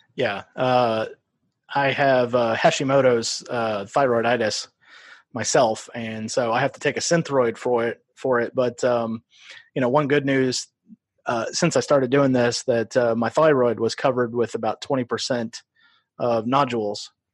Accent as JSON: {"language": "English", "region": "Iowa", "country": "United States", "tie": "born or raised there", "also_born_or_lived": "Omaha, Nebraska", "said": "we moved across the river to Iowa."}